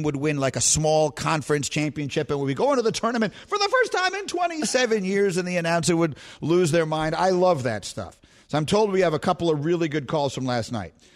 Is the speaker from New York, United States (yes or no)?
yes; New York City, New York, United States; I grew up on Bleecker Street in LaGuardia Place